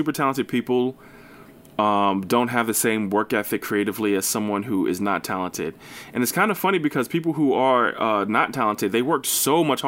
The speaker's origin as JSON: {"language": "English", "region": "New Jersey", "country": "United States", "said": "I'm from New Jersey"}